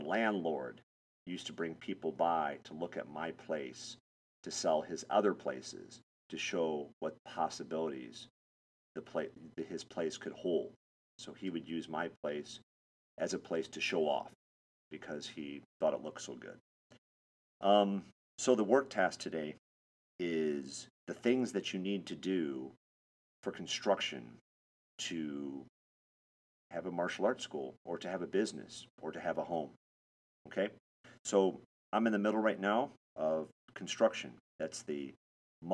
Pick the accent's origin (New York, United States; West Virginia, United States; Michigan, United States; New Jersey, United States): Michigan, United States; moved away as an adult; also born or lived in Florida / Texas / Los Angeles; I was born and raised in Michigan